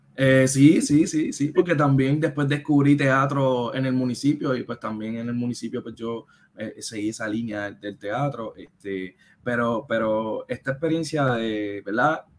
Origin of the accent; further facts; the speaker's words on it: Caguas, Puerto Rico; yo soy de Caguas